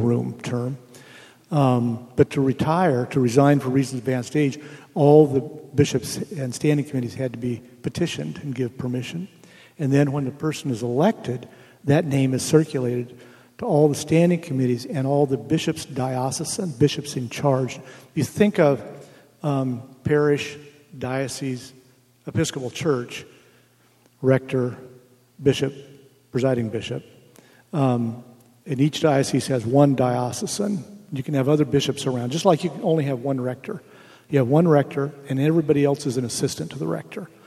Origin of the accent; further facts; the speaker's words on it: United States; I'm an American